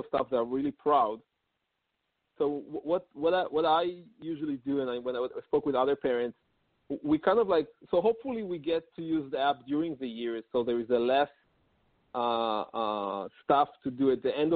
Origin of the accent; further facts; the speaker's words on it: Israel; moved away as an adult; also born or lived in New York City, United States; now in Palo Alto, United States; I'm originally from Israel, and about 6 years ago, I moved with my family to New York City